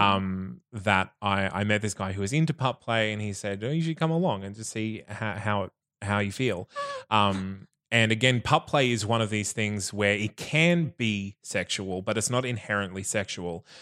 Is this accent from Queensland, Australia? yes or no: yes; Bundaberg, Queensland, Australia; now in Brisbane, Australia; I grew up in Bundaberg